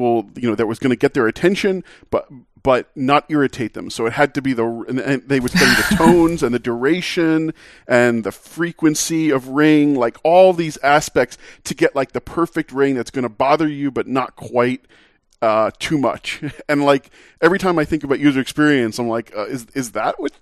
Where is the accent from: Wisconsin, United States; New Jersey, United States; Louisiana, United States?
New Jersey, United States; I grew up in New Jersey